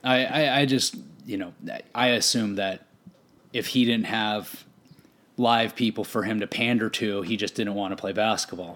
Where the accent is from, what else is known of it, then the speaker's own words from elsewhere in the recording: Arizona, United States; growing up in Arizona